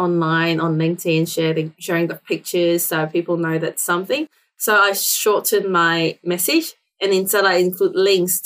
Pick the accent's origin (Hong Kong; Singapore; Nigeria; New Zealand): Hong Kong; English is a second language; now in Australia; I wasn't born here. I was born in Hong Kong. So I'm an immigrant to Australia